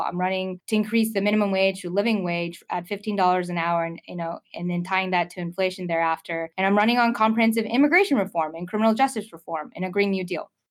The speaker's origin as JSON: {"language": "English", "town": "Lawrenceville", "region": "Georgia", "country": "United States", "tie": "born or raised there", "also_born_or_lived": "Norcross, Georgia", "said": "I grew up in Norcross and Lawrenceville"}